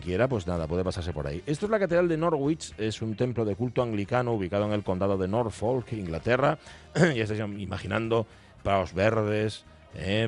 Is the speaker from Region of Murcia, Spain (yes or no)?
no; Gijón, Asturias, Spain; Yo soy muy de Gijón, muy de Gijón